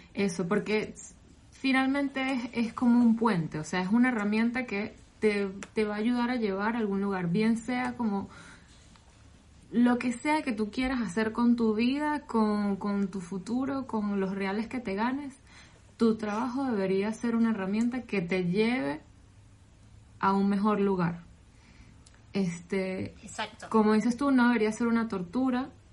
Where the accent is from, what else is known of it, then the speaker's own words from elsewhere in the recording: Venezuela; moved away; soy venezolana